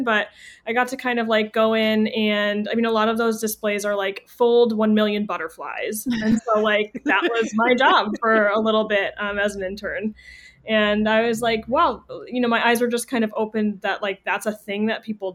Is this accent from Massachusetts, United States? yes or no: yes; Andover, Massachusetts, United States; I'm from Massachusetts